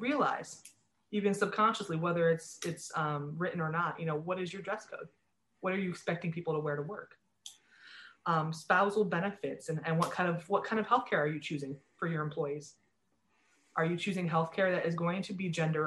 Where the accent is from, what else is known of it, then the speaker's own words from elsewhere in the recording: Sandusky, Ohio, United States; I grew up in near Sandusky, Ohio